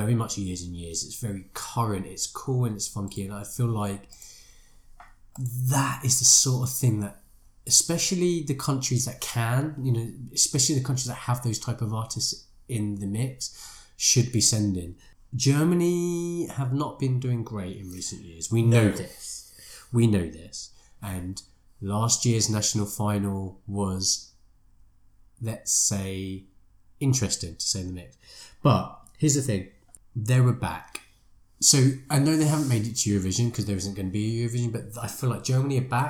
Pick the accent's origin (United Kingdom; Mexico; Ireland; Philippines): United Kingdom; I'm British